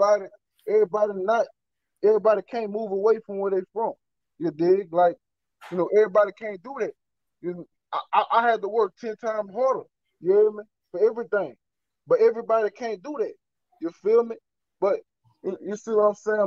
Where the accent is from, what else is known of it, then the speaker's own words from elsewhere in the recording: Louisiana, United States; I'm from Louisiana